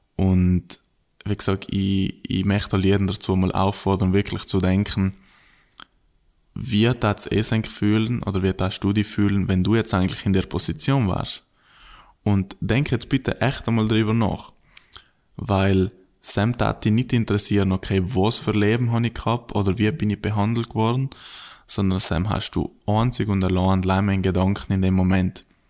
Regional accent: South Tyrol, Trentino-Alto Adige, Italy; moved away as an adult; now in Australia; bei uns in Südtirol

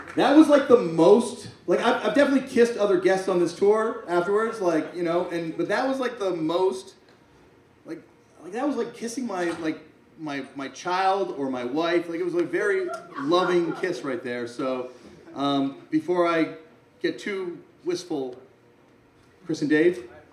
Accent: Canada; I'm from Canada

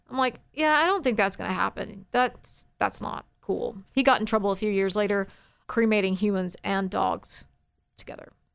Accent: Forney, Texas, United States; also born or lived in Dallas, Texas; I grew up in Forney

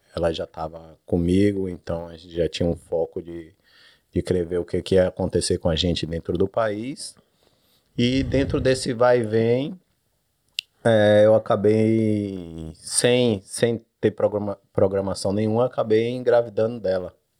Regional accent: Salvador, Bahia, Brazil; moved away as an adult; also born or lived in Sydney; now in Perth, Australia; sou do Nordeste, Salvador, Bahia.

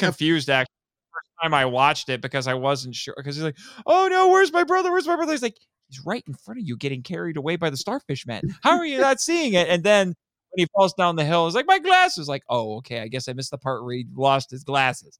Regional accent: Indiana, United States; I'm from Indiana

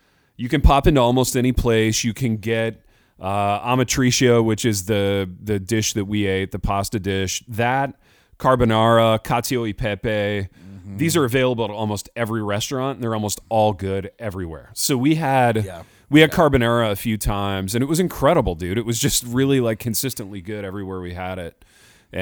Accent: United States; as an American

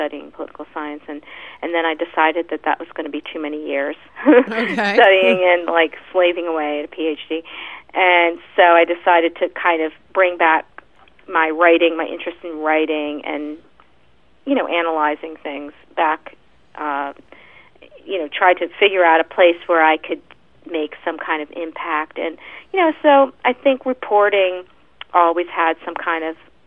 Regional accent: Pennsylvania, United States; now in New York, United States; I grew up in Pennsylvania

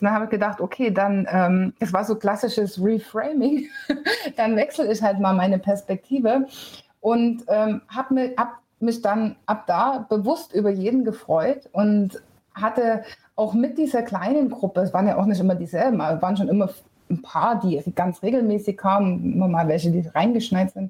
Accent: Bavaria, Germany; bei uns in Bayern

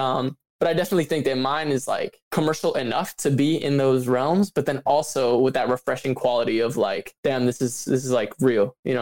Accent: Midwest, United States; Like I said, I'm from the Midwest.

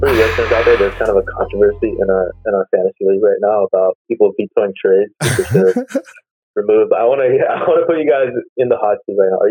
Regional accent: Glendale, California, United States; moved away as an adult; also born or lived in Queens, New York; now in New York, United States; I was born in Flushing, Queens. And then I moved to Glendale, California when I was like really young. So me and my sister were born in Queens. And then my brother was born in California, but I consider myself pretty much an Angelino. I grew up here, or grew up there.

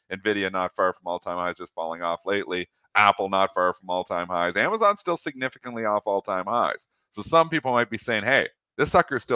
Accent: Canada; me being Canadian

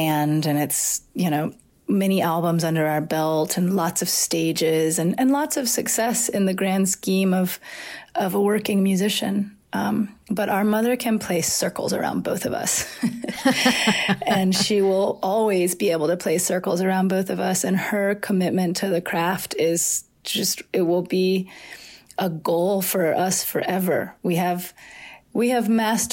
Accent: Atlanta, Georgia, United States; moved away as an adult; also born or lived in New Orleans / Asheville; back to Atlanta, to the house we were born and raised

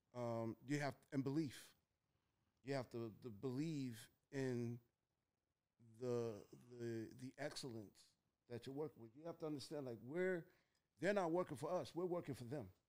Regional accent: Mount Vernon, New York, United States; when I was growing up in Mount Vernon

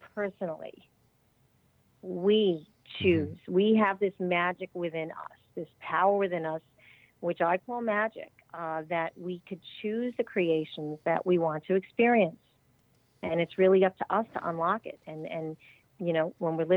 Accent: suburbs of New York, United States; also born or lived in Connecticut; I was raised in the suburbs of New York.

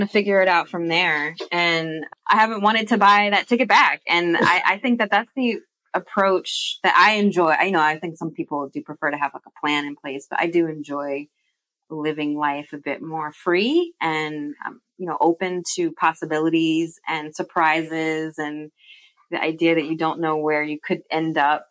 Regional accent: United States; moved away as an adult; also born or lived in England; now in Bristol, United Kingdom; I was born, you know, born and raised in the United States

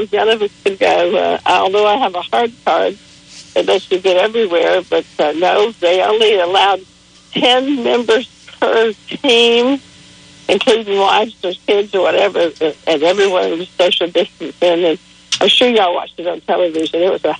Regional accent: Dalton, Georgia, United States; Well, I'm from Dalton, Georgia, but I'm in Indianapolis.

